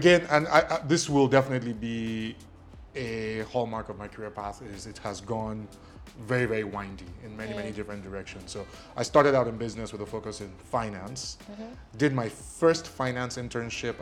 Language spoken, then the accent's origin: English; Lagos, Nigeria; first language Ijesha; English is a second language; also born or lived in Ilesha, Osun State / Kwara State; So I grew up in Lagos. I grew up in Surulere. My first 3 years were in Ilesha